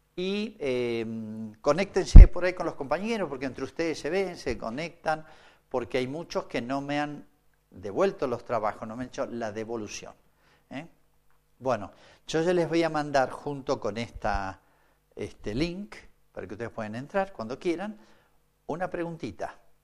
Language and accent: Spanish; Argentina; sigo siendo argentino